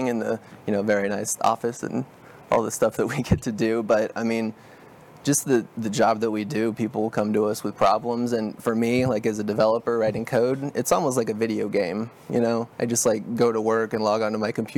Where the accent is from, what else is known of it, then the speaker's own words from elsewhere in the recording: Dallas, Texas, United States; also born or lived in Celina, Texas; now in Lewisville, United States; I grew up in North Dallas and Salina area